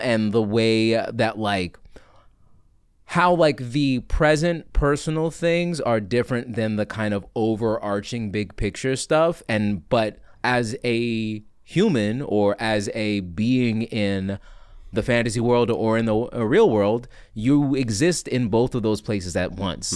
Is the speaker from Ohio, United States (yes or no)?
no; Washington, District of Columbia, United States; also born or lived in Miami, Florida; now in New York, United States; I hail from Washington, D C, but I spent a lot of time in Miami, Florida